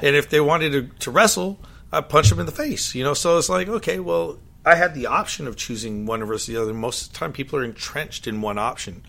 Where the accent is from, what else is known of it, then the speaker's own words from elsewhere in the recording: Monterey, California, United States; moved away; I grew up in Monterey, California